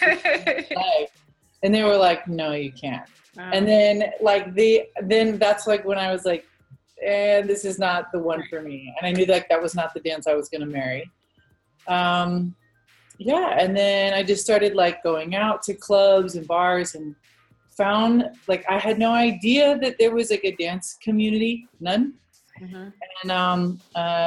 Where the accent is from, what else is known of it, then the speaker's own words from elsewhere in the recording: Virginia, United States; moved away as an adult; also born or lived in Phoenix / Los Angeles; I grew up in Virginia